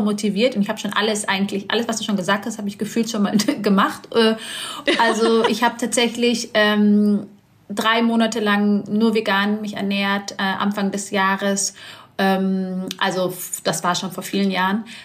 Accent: Bavaria, Germany; Ich komme aus Bayern

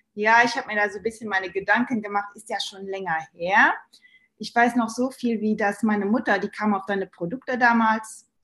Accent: Luxembourg; moved away as an adult; now in Germany; ich bin Luxemburgerin ursprünglich

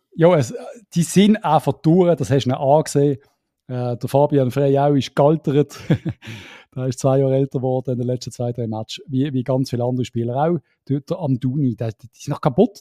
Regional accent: Switzerland; als Schweizer

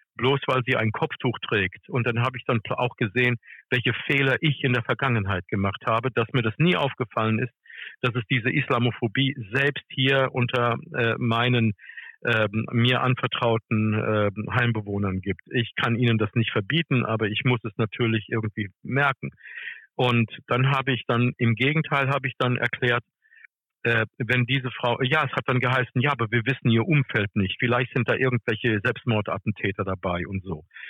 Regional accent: United States; now in Germany; ich komme aus den USA

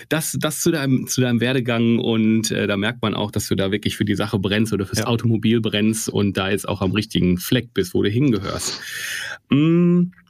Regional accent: North Rhine-Westphalia, Germany; ich bin aus dem Ruhrgebiet und D&W ist irgendwie ein paar Kilometer von hier

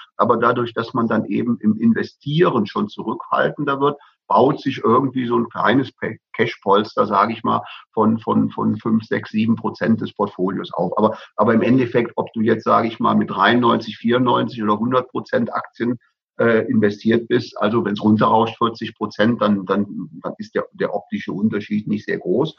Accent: Bavaria, Germany; bei uns in Bayern

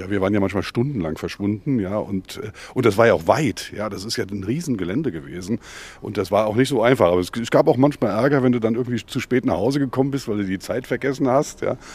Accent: Mainz, Rhineland-Palatinate, Germany; Also in Gonsenheim war es natürlich äh, vor allem der große Sand. Ich bin geboren oder groß geworden am Sportfeld 52 und damals war direkt gegenüber die Ami-Wiese, wie wir sie genannt haben.

